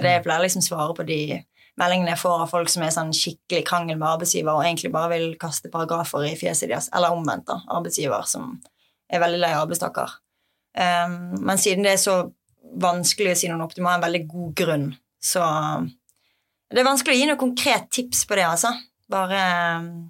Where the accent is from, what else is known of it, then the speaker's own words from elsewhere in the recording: Bergen, Vestland, Norway; jeg er fra Bergen og har masse venner og familie her fra før